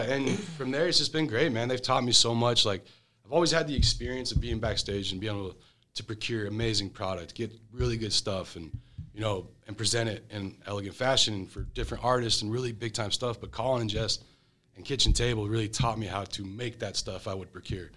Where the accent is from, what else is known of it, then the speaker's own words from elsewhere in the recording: Atlanta, Georgia, United States; I'm from Atlanta, Georgia.